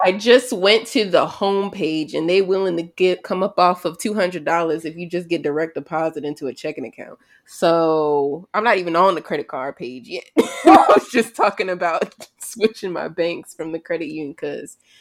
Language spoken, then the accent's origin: English; United States; "Where are you from?" You say the United States.